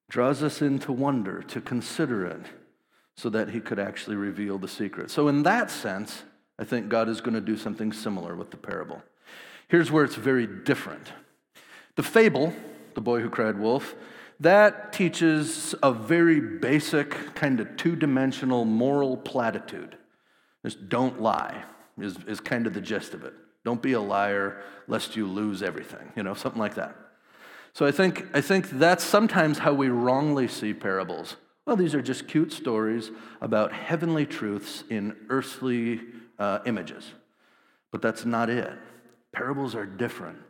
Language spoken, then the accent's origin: English; Wisconsin, United States; I grew up in Wisconsin, small town, uh, about eight thousand people